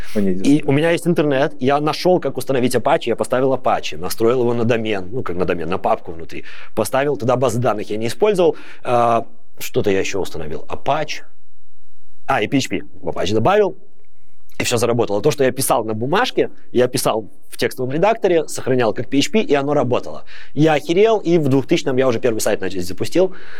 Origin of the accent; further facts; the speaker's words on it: Babruysk, Mogilev Region, Belarus; moved away as an adult; now in Netherlands; Я сам из Бобруйска. Я там не родился, но большую часть времени я там жил.